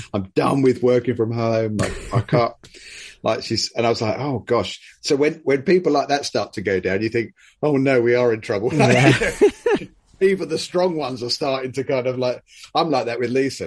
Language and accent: English; United Kingdom; as great British people